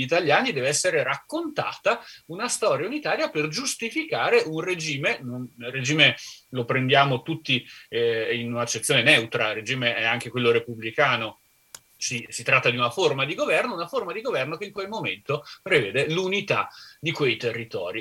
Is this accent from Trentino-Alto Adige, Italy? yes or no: yes; Trentino-Alto Adige, Italy; a casa mia, sono trentino